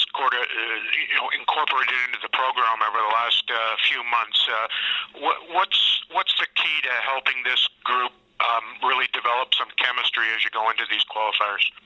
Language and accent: English; Canada; I'm from, I'm from Canada